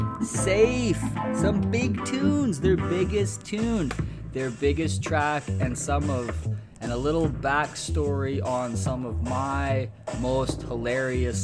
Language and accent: English; Winnipeg, Manitoba, Canada; from Peg City, from my hometown, Winnipeg.